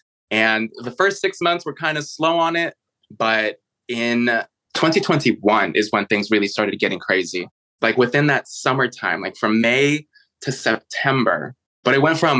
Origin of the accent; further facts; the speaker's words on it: Chicago, Illinois, United States; moved away; also born or lived in San Francisco / New York City; I was actually born and raised in Chicago.